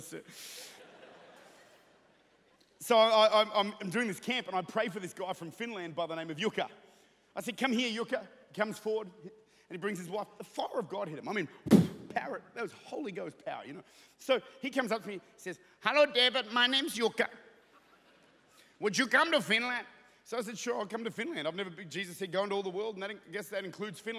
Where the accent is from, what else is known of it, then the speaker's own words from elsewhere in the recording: Australia; now in New Zealand; I'm Australian.